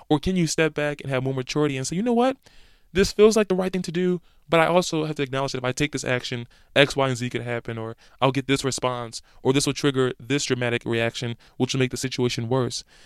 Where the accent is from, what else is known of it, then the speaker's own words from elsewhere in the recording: Philadelphia, Pennsylvania, United States; moved away; my hometown of Philadelphia